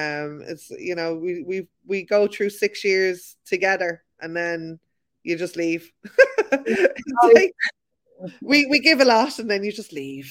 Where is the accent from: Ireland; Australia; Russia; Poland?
Ireland; I think we do have that as Irish people, where, you know, we know we need to learn our boundaries.